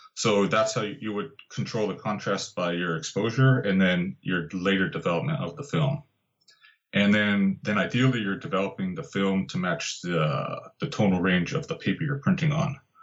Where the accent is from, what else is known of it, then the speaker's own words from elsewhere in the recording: Santa Barbara, California, United States; moved away; also born or lived in Santa Cruz; in Santa Barbara, actually my hometown